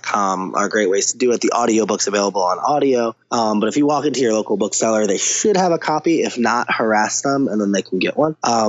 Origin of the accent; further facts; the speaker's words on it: Cleveland, Ohio, United States; Grew up in Cleveland. Yep. Outside of Cleveland